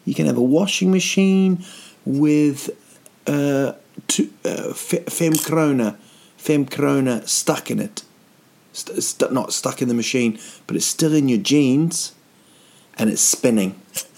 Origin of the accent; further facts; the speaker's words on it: New Zealand; now in Sweden; I'm from New Zealand